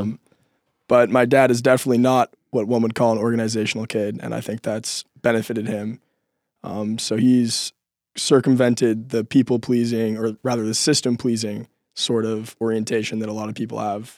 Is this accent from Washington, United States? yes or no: yes; Seattle, Washington, United States; moved away as an adult; growing up in Seattle, spending a lot of time in parks